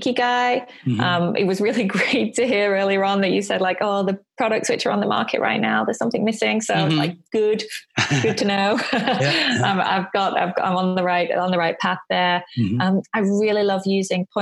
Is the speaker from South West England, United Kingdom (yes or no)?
no; Bury, North West England, United Kingdom; now in Tokyo, Japan; I was born in Bury in Lancashire, the north of England